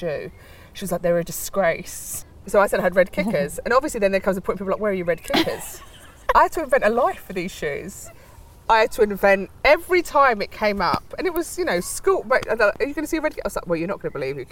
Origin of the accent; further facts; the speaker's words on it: London, United Kingdom; also born or lived in Ireland; I was born in Regent's Park Estates, a council estate, down near Warren Street, in between Warren Street and Mornington Crescent.